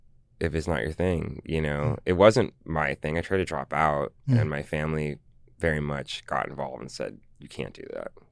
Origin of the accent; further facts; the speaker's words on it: Los Angeles, California, United States; also born or lived in San Francisco; I'm from Los Angeles, our family. So, you know, I was able to travel the coast a bit and go, and I have family in San Francisco, and that's where I was born.